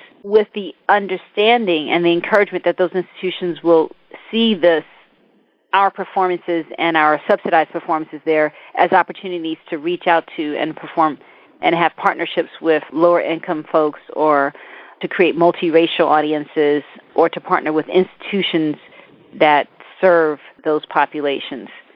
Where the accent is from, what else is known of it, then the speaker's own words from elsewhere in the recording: New York City, New York, United States; also born or lived in Mississippi; my experience growing up in the Bronx, in South Bronx, growing up in foster care